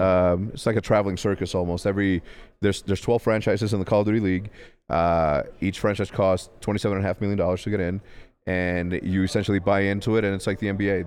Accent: Ciudad Juárez, Chihuahua, Mexico; also born or lived in El Paso, Texas; grew up in, uh, in Juarez, Mexico

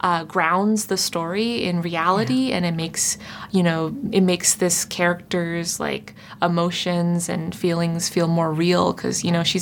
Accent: Toronto, Ontario, Canada; I chose Toronto because, yeah, it's my hometown.

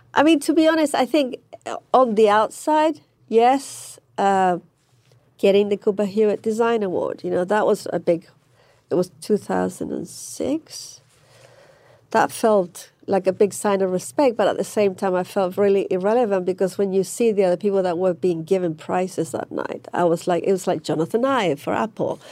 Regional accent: Manchester, North West England, United Kingdom; moved away; I grew up in Manchester

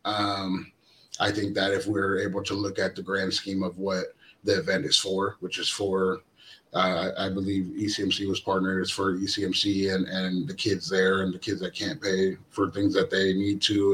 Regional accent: Astoria, Oregon, United States; I'm originally from Astoria, Oregon. Um, Jordan Poyer is my brother. Um, we are we're half brothers. I'm half Samoan and half white, and he's half black and half white. And um, we were both raised together in, in, in Astoria, Oregon

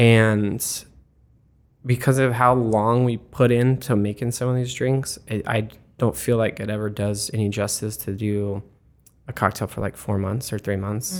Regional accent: Arizona, United States; moved away as an adult; also born or lived in Florida; now in Columbus, United States; originally I'm from Arizona

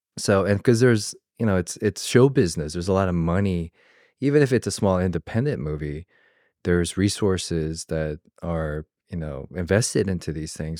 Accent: Georgia, United States; moved away; I came from the South, from Georgia

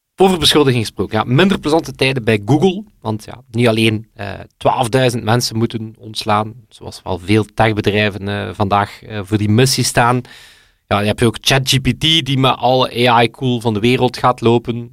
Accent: West Flanders, Belgium; klein West-Vlaams dorp, opgeroeid

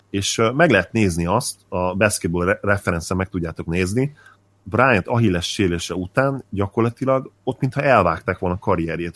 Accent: Hungary; mint magyar ember beszélek

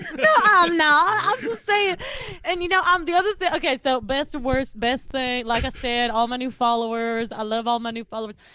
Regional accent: the South, United States; I'm from the South

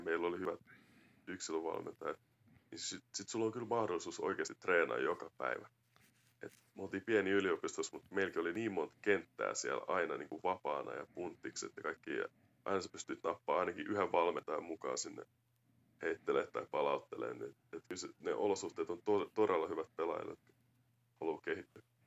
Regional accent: Finland; vaikka mun Amerikan isä, niin kuitenkin mä oon kasvanut Suomessa ja suomalaisessa kulttuurissa

